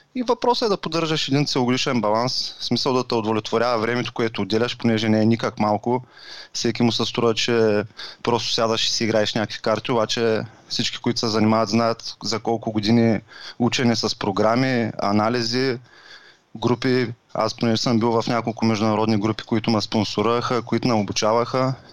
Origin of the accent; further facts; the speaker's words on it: Varna, Varna Province, Bulgaria; на 35 години съм от Варна